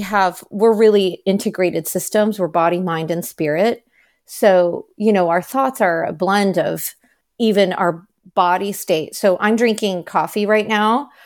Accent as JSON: {"language": "English", "country": "United States", "said": "I am Chinese American, so my paternal grandparents were practicing Buddhist."}